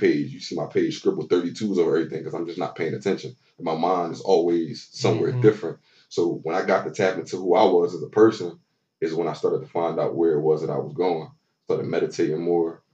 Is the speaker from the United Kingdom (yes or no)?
no; Philadelphia, Pennsylvania, United States; moved away as an adult; now in Texas, United States; I'm born and raised in Philly my whole life